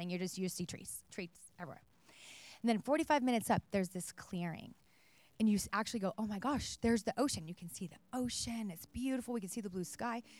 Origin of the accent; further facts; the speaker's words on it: Oregon, United States; now in California, United States; I'm from Oregon originally